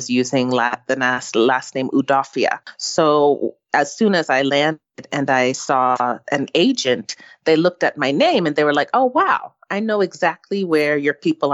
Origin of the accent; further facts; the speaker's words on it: Southbridge, Massachusetts, United States; moved away; growing up in Southbridge, Massachusetts